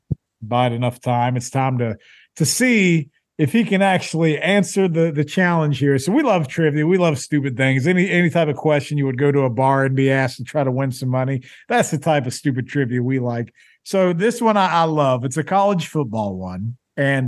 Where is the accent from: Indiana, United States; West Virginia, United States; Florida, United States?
West Virginia, United States; Poca; our high school. We went to a town called Poca. So we're Poca High School